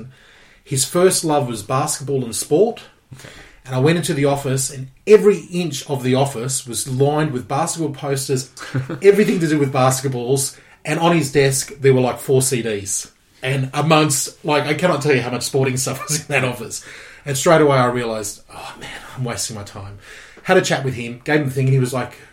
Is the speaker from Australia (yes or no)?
yes; Gold Coast, Queensland, Australia; moved away as an adult; also born or lived in Geelong; I am from the Gold Coast, born and bred Queenslander.